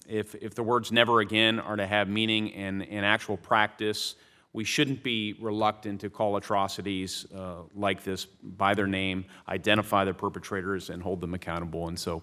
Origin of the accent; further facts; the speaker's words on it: Indiana, United States; We have a significant Burmese American population in my home state of Indiana